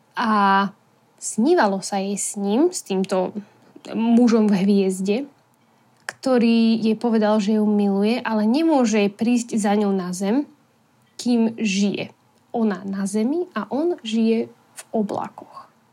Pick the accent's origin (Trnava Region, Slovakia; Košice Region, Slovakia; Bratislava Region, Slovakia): Bratislava Region, Slovakia; Bratislava; pochádzame z Bratislavy